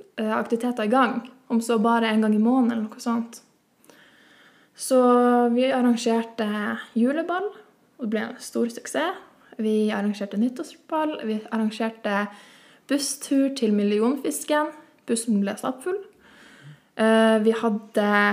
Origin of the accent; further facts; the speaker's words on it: Dyrøy, Troms, Norway; Jeg kommer fra Dyrøy og jeg har bodd der hele livet.